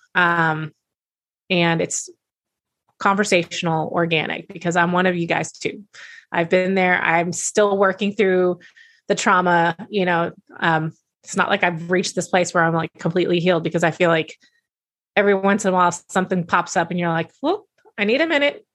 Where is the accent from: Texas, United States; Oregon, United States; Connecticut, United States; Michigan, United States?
Texas, United States; I'm a big y'all person having been born and raised in Texas